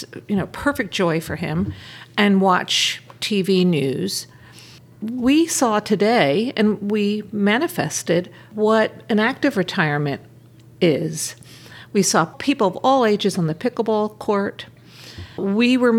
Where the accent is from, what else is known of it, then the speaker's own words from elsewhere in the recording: Philadelphia, Pennsylvania, United States; I grew up in Philadelphia